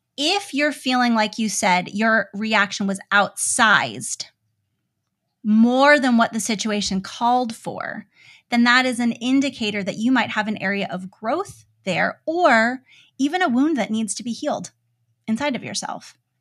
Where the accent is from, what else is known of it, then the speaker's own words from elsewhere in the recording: United States; As an American parent